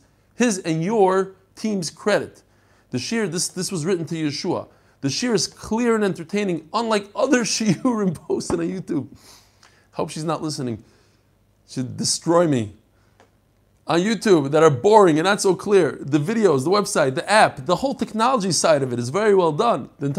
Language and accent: English; London, United Kingdom; now in Buenos Aires, Argentina; I'm from London originally, but I now live in Buenos Aires, Argentina. My wife is from here.